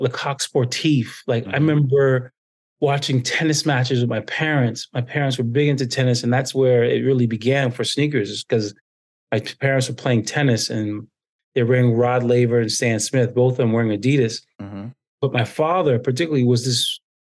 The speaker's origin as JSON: {"language": "English", "country": "U.S. Virgin Islands", "tie": "born or raised there", "also_born_or_lived": "Rhode Island", "moved": "as an adult", "said": "growing up in the Caribbean and having to deal with a lot of tourism in the Virgin Islands"}